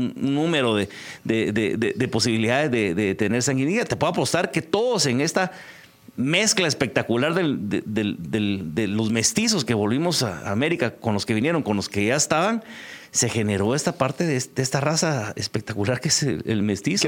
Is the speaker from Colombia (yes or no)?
no; Guatemala; somos bien los guatemaltecos